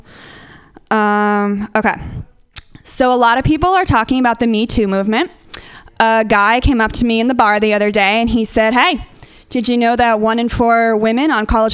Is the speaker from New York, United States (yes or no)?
no; Northern California, United States; moved away; I'm from Northern California. I've been interacting with hippies my entire life